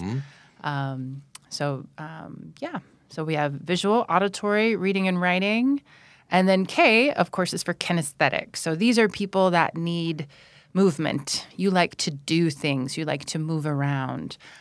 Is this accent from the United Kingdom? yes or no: no; North Carolina, United States; first language English; moved away as an adult; now in Bang Saen, Thailand; I'm from North Carolina in the United States